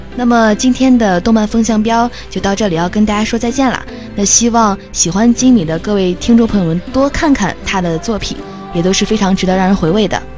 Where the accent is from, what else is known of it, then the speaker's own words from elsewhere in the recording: northern China, China; 我是一个北方人